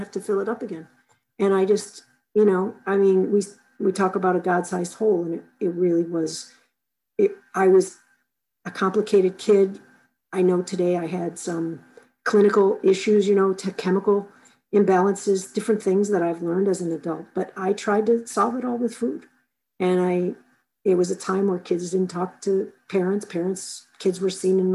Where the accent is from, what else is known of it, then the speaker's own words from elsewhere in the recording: Chicago, Illinois, United States; I grew up in Chicago